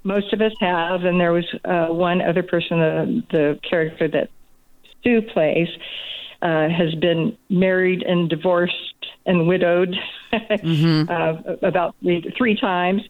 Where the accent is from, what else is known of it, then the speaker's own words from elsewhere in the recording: Southern California, United States; moved away as an adult; also born or lived in Maryland; I grew up in Southern California